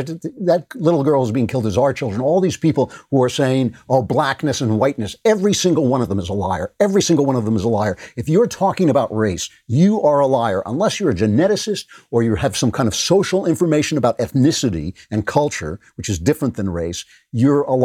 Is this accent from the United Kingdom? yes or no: no; New York, United States; New York, which is basically my hometown